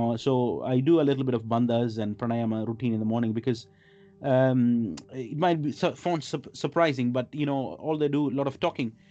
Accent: India; moved away as an adult; also born or lived in Middle East; now in London, United Kingdom; I grew up in India

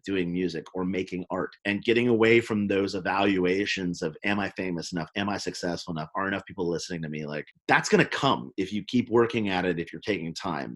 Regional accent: Oakland, California, United States; also born or lived in Memphis, Tennessee; I grew up in Oakland, California, but I'm from Memphis

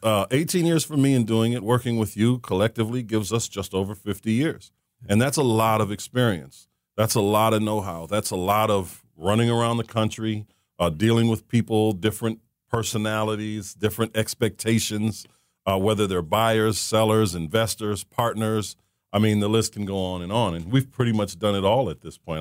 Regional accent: Saint Paul, Minnesota, United States; I was born and raised in Saint Paul, Minnesota

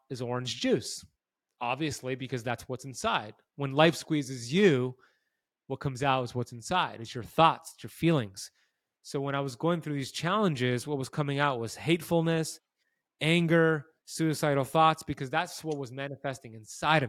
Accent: United States; I grew up here in America, and I ate a standard American diet

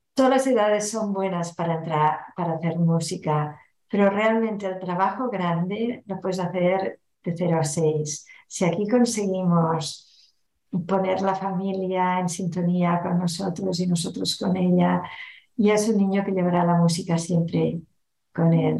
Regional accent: Barcelona, Catalonia, Spain; first language Catalan; Spanish is a second language; En Barcelona eh, se habla mayoritariamente el catalán, es nuestro idioma materno

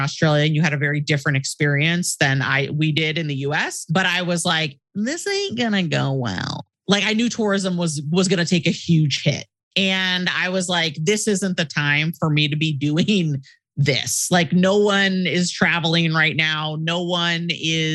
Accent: Portland, Oregon, United States; I'm originally from Portland, Oregon on the West Coast. So I moved back home

